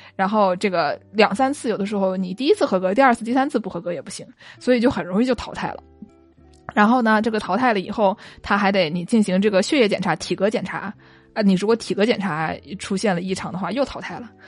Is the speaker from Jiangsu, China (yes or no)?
yes; Jiangsu, China; 我们散装江苏就非常容易办到啊，就是江苏，对，你，你过一个县，别人就不认你，就觉得我们俩口音都不一样，我们绝对不是一个地方的